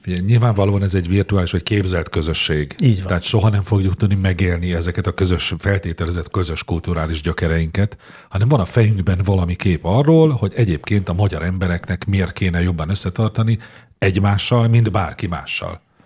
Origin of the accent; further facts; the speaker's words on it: Hungary; hogy magyar vagyok, ide születtem